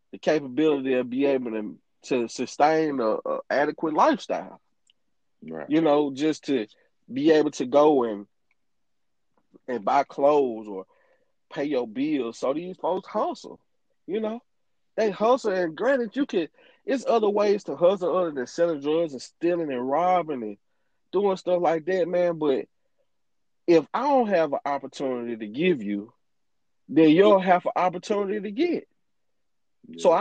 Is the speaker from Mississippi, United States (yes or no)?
yes; Greenville, Mississippi, United States; moved away as an adult; also born or lived in Chicago